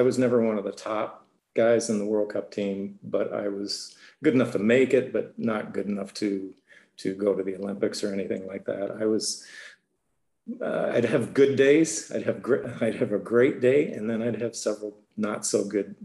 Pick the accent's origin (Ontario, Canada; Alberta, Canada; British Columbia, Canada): Ontario, Canada; Toronto; I was born in Canada, born in Toronto, being from the hockey capital of the world